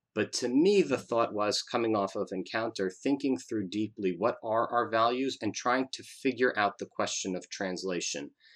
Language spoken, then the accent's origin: English; United States